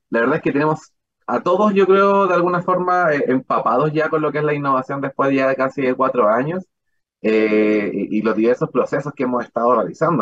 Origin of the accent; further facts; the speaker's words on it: La Serena, Coquimbo, Chile; moved away as an adult; also born or lived in Frutillar / Puerto Williams; soy de La Serena, soy de otra región